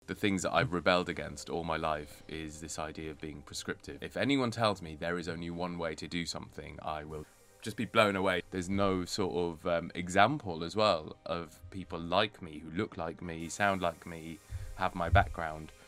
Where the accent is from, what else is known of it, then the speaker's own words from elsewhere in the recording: Bradford, Yorkshire and the Humber, United Kingdom; moved away as an adult; also born or lived in Edinburgh; I was born and raised in Bradford